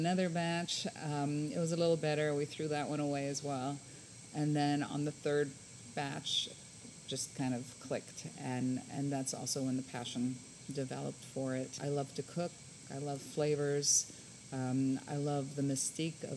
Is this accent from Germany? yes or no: yes; Hamburg, Germany; now in San Antonio, United States; I was born and raised in Germany